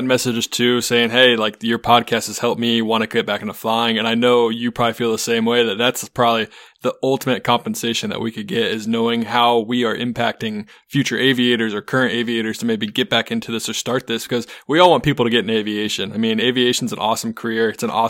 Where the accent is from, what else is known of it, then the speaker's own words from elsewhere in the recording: Ohio, United States; It's like, I'm from Ohio. Didn't realize I needed to call you on the ground.